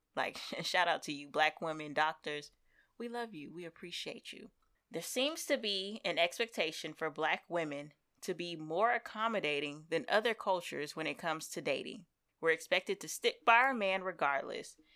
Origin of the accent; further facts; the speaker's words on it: Seattle, Washington, United States; I am from the West Coast and everybody makes the jokes about me being from Seattle